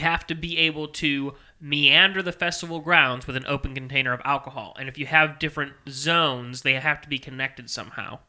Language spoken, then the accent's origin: English; Maryland Heights, Missouri, United States; I grew up in Maryland Heights